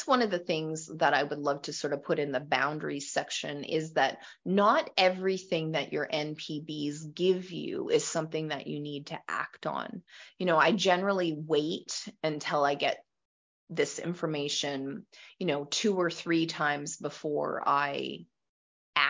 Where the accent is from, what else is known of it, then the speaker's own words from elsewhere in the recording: Western Canada, Canada; I am from Western Canada